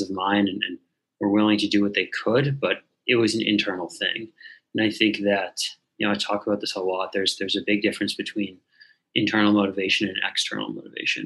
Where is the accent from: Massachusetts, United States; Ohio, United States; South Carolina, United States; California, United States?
Massachusetts, United States; Newton; I grew up outside of Boston in Newton, Massachusetts